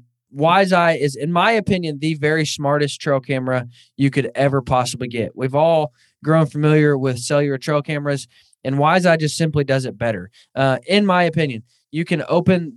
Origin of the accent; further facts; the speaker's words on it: Northwest Arkansas, United States; moved away as an adult; now in Kansas, United States; I grew up in Northwest Arkansas where there's some decent bear hunting